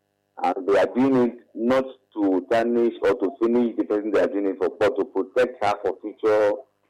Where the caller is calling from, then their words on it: Alagbado, Lagos, Nigeria; I'm calling from Alagbadu.